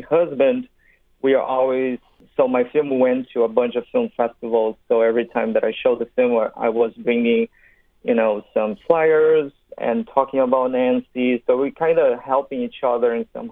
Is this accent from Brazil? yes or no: yes; Brazil; moved away as an adult; now in Los Angeles, United States; I'm from Brazil